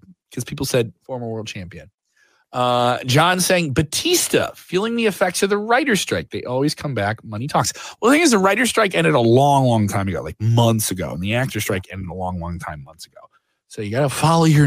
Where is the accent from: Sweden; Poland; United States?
United States; Chicago, Illinois; I'm from Chicago.